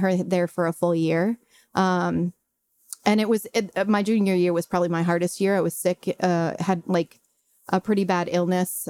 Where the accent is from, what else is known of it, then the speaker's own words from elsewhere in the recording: Brentwood, Tennessee, United States; also born or lived in Chicago; I grew up in Brentwood, went to Scales Elementary